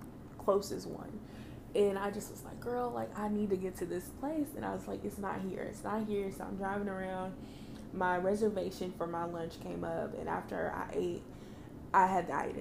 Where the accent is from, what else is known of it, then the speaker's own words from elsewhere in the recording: Kansas City, Missouri, United States; I'm from Kansas City